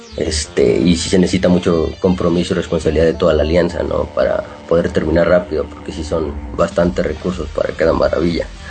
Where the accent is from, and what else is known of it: San Luis Potosí, Mexico; born or raised there